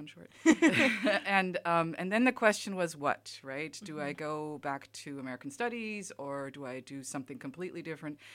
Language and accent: English; Germany; moved away as an adult; also born or lived in Kansas, United States; now in Alabama, United States; I grew up in Germany most of my life